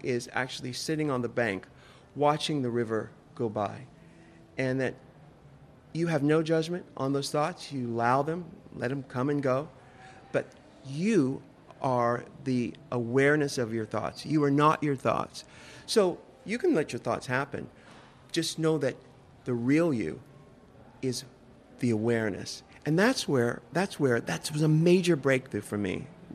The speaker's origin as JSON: {"language": "English", "town": "San Diego", "region": "California", "country": "United States", "tie": "born or raised there", "said": "I'm from California, too. I'm from San Diego. So there's this vernacular that I grew up"}